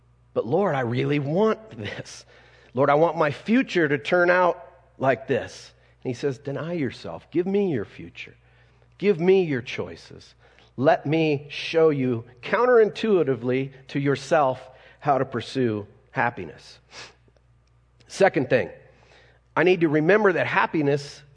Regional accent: Colorado, United States; me being a Colorado kid, anybody born and raised in Colorado besides me?

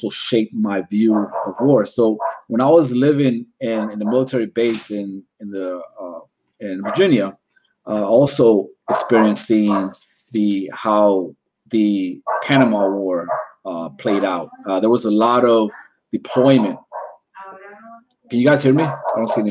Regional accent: Puerto Rico; growing up in Puerto Rico

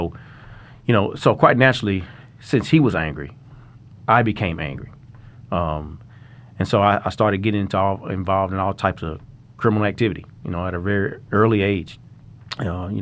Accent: Little Rock, Arkansas, United States; I grew up in Little Rock, Arkansas, at Whispering Hills Mobile Home Parks

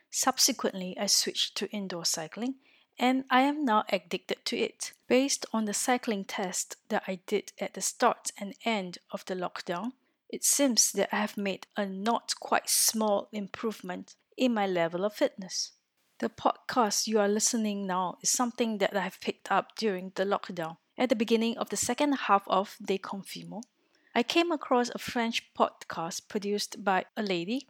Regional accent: Singapore; moved away as an adult; now in Orsay, France; I am originally from Singapore, a little country in Southeast Asia, and have been living in France for four years

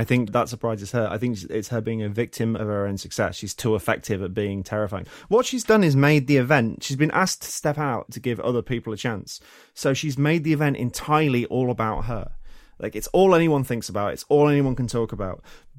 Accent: England, United Kingdom; because I grew up in the English countryside.

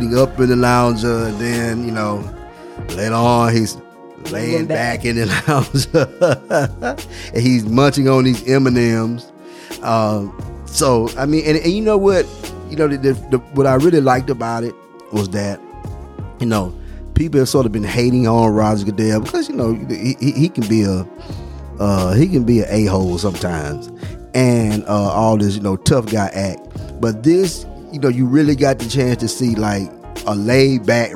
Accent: Titletown, Alabama, United States; we are straight from Titletown, Alabama

